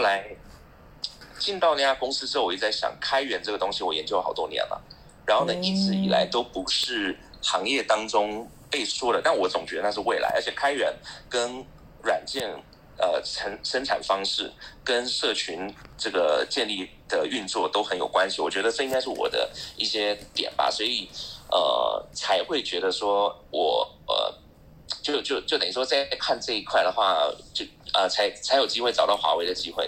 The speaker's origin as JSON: {"language": "Chinese", "region": "Taipei", "country": "Taiwan", "moved": "as an adult", "lives_now": "Shanghai, China", "said": "现在我在上海，但我是台北人"}